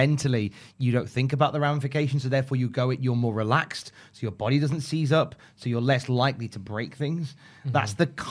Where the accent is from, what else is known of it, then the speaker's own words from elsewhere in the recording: West Midlands, United Kingdom; I'm from the West Midlands.